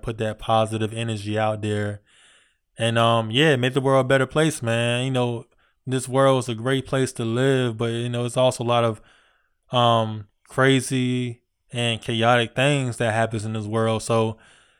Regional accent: Virginia, United States; I'm from Virginia

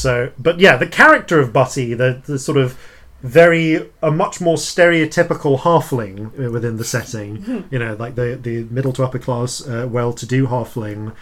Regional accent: England, United Kingdom; I'm English

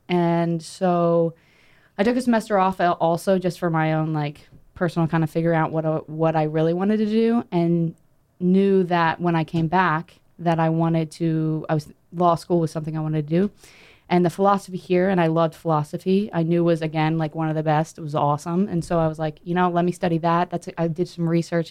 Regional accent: North Carolina, United States; I'm from North Carolina

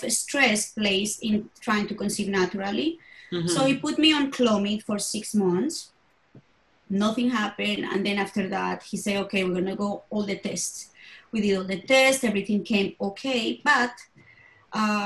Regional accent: Bogota, Colombia; I was born in Colombia, in Bogota, in the capital.

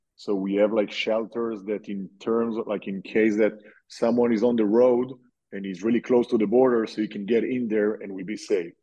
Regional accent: Israel; I'm from Israel

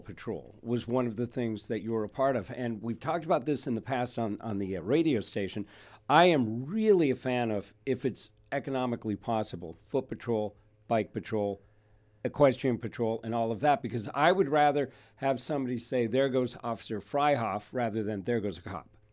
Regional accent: Thousand Oaks, California, United States; I was raised in Thousand Oaks

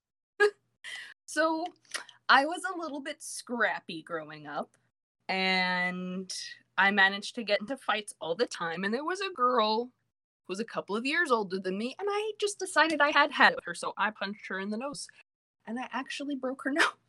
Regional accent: Virginia Beach, Virginia, United States; also born or lived in New York; I have lived in Virginia Beach for the majority of my life

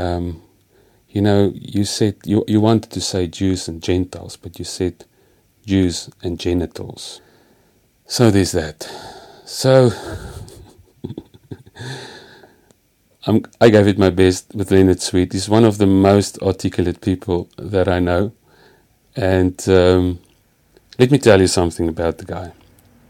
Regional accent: Free State, South Africa; first language Afrikaans; English is a second language; also born or lived in India; English is not my first language. I come from the Free State.

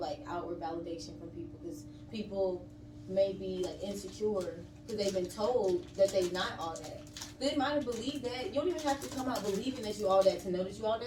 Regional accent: Georgia, United States; also born or lived in Mississippi, United States / Birmingham, Alabama, United States; I was technically raised up here, like elementary, high school

